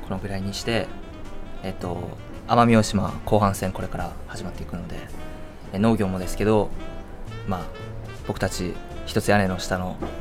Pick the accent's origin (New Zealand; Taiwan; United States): Taiwan; Taipei; moved away; 僕台湾なんで